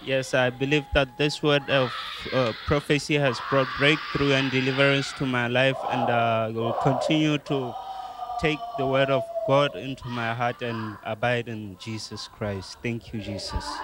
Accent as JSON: {"language": "English", "country": "Botswana", "said": "I'm from Botswana."}